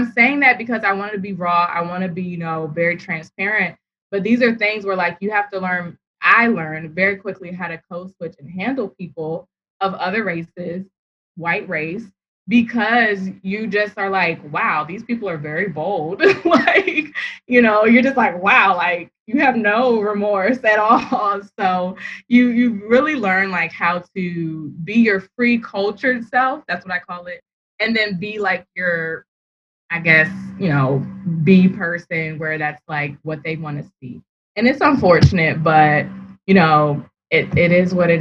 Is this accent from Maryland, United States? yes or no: yes; Prince George's County, Maryland, United States; growing up in Prince George's County, Maryland, the predominantly Black county in America